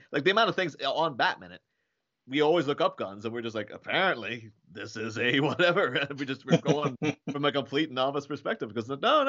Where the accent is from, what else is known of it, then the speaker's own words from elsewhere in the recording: Ireland; Like, I'm from Ireland. Obviously, there were guns in Ireland for a long time because of the troubles and stuff.